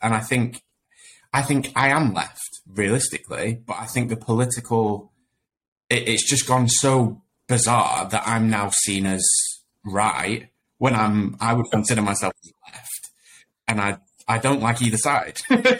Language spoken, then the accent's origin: English; Sheffield, Yorkshire and the Humber, United Kingdom; I grew up in Sheffield, always lived in Sheffield.